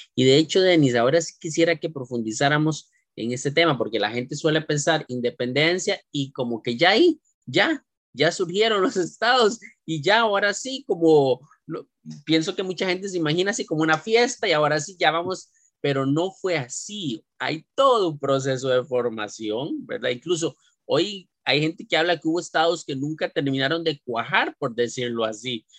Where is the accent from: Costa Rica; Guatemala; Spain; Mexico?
Costa Rica; nuestra idiosincrasia como costarricenses